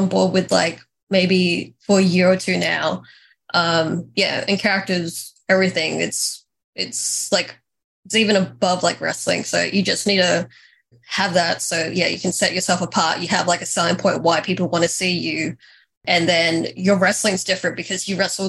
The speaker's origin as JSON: {"language": "English", "country": "Australia", "said": "as a teenager, I knew that you, like, as an Australian, you had to go to America"}